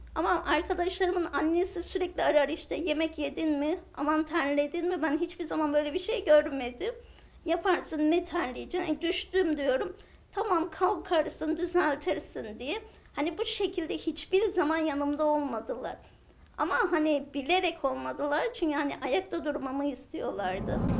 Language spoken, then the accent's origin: Turkish; Ağrı Province, Turkey; Aslen Ağrılıyım